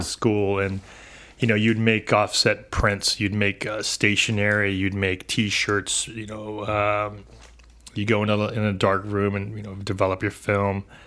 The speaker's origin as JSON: {"language": "English", "town": "San Diego", "region": "California", "country": "United States", "tie": "born or raised there", "said": "born and raised here in San Diego"}